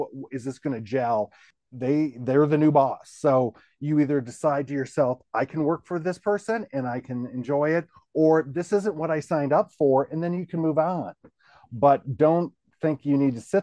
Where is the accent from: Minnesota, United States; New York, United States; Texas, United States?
Minnesota, United States; now in Tennessee, United States; I'm a Midwesterner by birth, a Minnesota person.